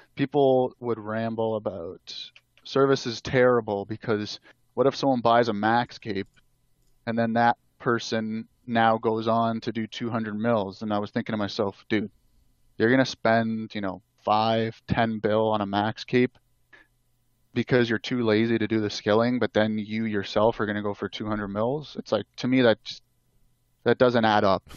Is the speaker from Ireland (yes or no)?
no; Canada; I'm Canadian